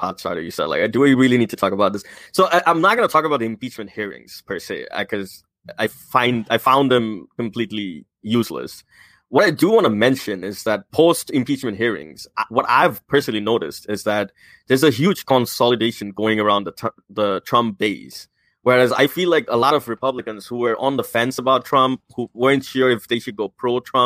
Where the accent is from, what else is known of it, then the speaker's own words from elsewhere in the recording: Bangladesh; moved away; I'm originally from Bangladesh